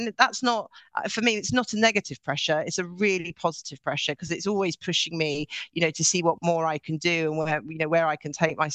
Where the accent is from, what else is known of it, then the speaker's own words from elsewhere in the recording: Norway; now in London, United Kingdom; I grew up in Norway, and I grew up with parents who ran their own business